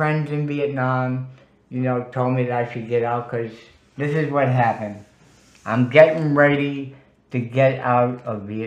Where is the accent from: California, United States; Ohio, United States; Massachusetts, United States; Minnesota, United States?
Massachusetts, United States; Worcester; Worcester, Massachusetts, my hometown